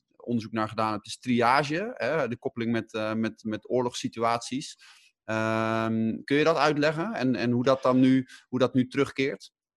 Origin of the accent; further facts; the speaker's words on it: Netherlands; wij als Nederlanders